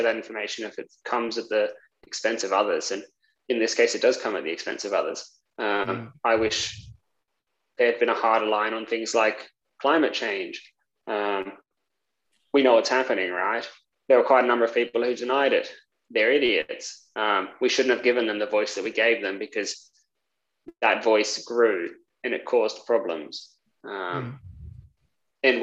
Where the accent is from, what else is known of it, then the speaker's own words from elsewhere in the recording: Australia; I come from Australia